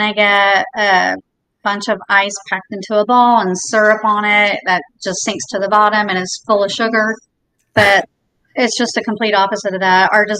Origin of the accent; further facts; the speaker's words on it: Indiana, United States; also born or lived in Jacksonville, Florida; now in Naples, United States; we moved to Naples from Jacksonville, but originally from Indiana